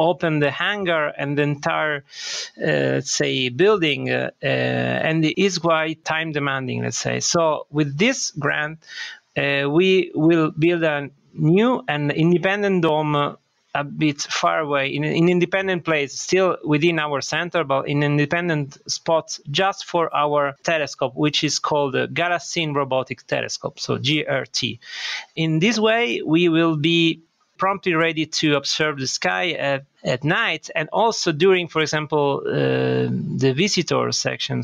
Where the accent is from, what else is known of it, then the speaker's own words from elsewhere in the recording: Sicily, Italy; moved away; also born or lived in Bologna, Italy / Germany; I was born here in Sicily, but actually my education was done in northern Italy, in Bologna.